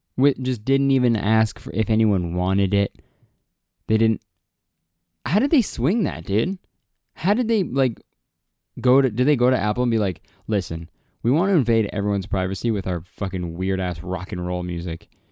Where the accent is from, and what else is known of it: Canada